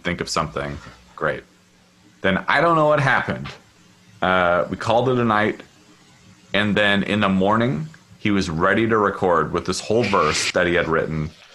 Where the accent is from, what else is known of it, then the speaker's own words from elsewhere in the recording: Seattle, Washington, United States; now in Oakland, United States; where I grew up in Seattle